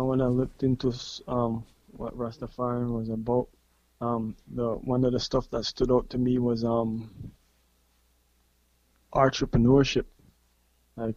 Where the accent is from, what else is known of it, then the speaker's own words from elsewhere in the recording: Belize; right here in Belize. Born and raised in Belize.